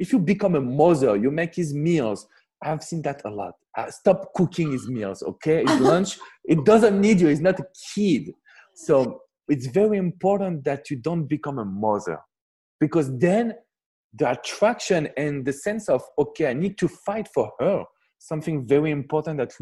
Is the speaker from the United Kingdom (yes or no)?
no; France; I'm coming from France